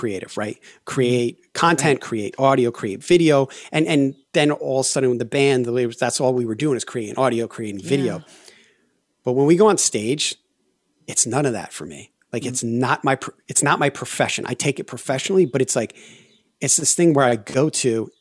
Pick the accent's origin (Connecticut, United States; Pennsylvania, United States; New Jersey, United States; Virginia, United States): Connecticut, United States; born or raised there; moved away as an adult; also born or lived in Colorado / Los Angeles